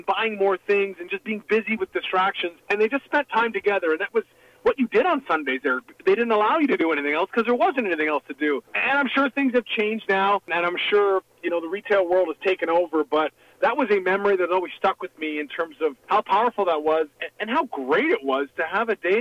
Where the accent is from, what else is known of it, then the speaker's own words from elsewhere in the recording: Canada; also born or lived in Hamburg, Germany; coming as a Canadian